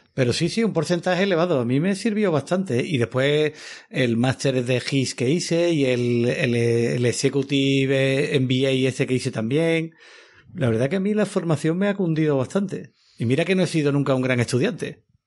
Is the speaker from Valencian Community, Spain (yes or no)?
no; Seville, Andalusia, Spain; moved away; yo era scout de pequeño allí en Sevilla